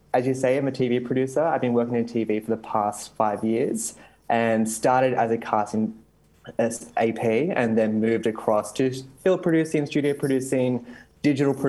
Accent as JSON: {"language": "English", "town": "Campbelltown", "region": "New South Wales", "country": "Australia", "tie": "born or raised there", "said": "I grew up in Western Sydney in Campbelltown"}